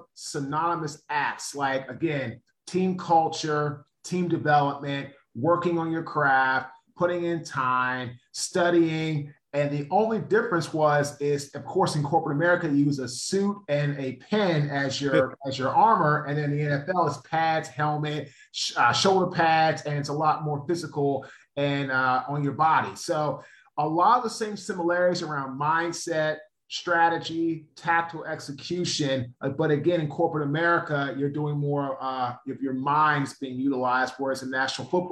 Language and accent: English; Washington, District of Columbia, United States; I'm originally from Washington, D.C., David. I went to St. John's College High School